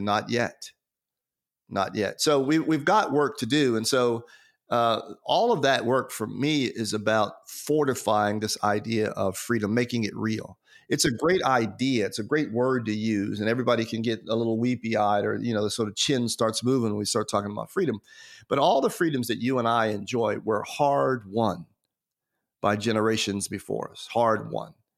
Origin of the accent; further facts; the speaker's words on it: United States; as an American citizen. So even though, even though I'm an African American, uh, because I live in America